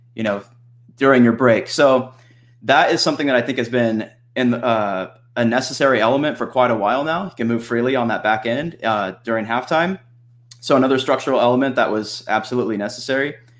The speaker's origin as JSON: {"language": "English", "area": "Central Valley", "region": "California", "country": "United States", "said": "I'm from the Central Valley"}